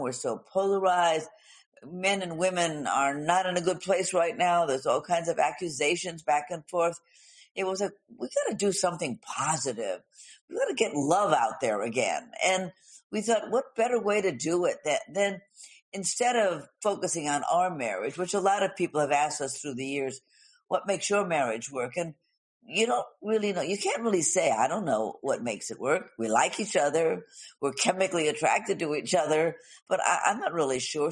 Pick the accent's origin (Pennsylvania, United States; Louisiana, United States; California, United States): California, United States; Los Angeles; I grew up in Hollywood.